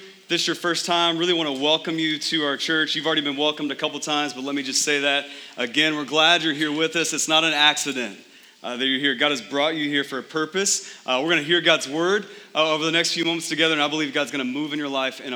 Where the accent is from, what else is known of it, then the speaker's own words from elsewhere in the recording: Texas, United States; now in Phoenix, United States; I'm from Texas